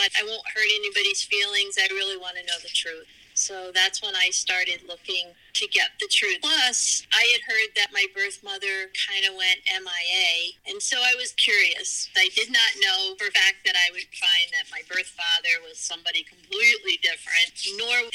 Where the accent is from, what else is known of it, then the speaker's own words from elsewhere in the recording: New Jersey, United States; also born or lived in Logan, West Virginia; I was adopted from West Virginia, and I was adopted in New Jersey